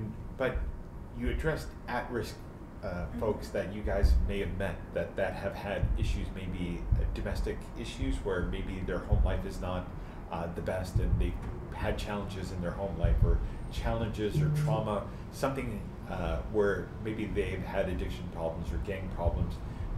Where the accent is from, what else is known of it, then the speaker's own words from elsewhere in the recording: Canada; because at the end of the day, we are all Canadian. We love our country, and we love fellow Canadians.